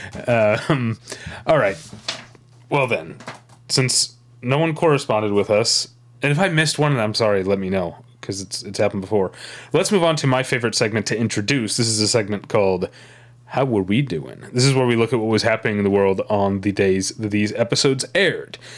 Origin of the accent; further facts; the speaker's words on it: St. Louis, Missouri, United States; I'm from Saint Louis